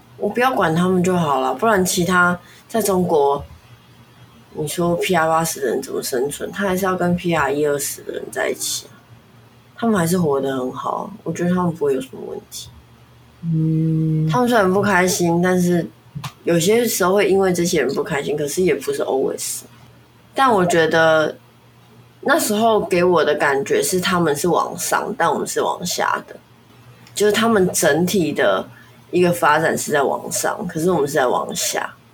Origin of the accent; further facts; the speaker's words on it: Taiwan; 我还是觉得我是中国人这样子的意思。我不会觉得我，我不会觉得我是台湾人，所以不是中国人